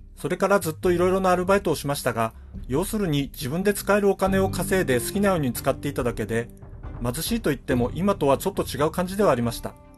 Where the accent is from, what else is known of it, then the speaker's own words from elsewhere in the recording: Hokkaido, Japan; どさんこの僕